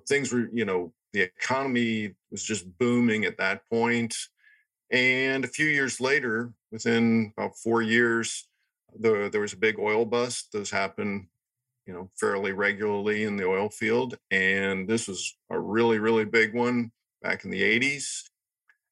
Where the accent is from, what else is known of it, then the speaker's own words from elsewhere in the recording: Cincinnati, Ohio, United States; moved away; I grew up in Cincinnati, Ohio